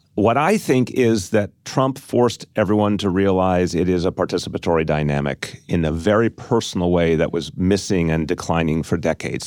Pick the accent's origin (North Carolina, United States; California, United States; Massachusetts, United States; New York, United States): New York, United States; as a New Yorker